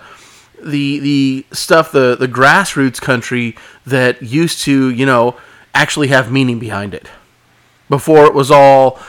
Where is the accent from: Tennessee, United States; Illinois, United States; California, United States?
California, United States; Oildale; also born or lived in Bakersfield; I grew up in Oildale